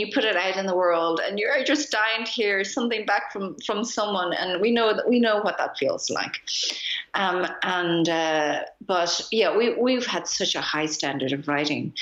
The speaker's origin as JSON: {"language": "English", "country": "Ireland", "tie": "born or raised there", "moved": "yes", "lives_now": "Berlin, Germany", "said": "I'm Irish. I mean, my parents are Japanese, but I grew up in Ireland."}